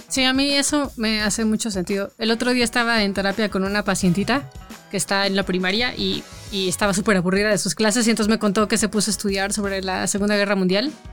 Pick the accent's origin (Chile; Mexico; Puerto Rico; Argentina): Mexico; Toluca, State of Mexico; cuando yo crecí en Toluca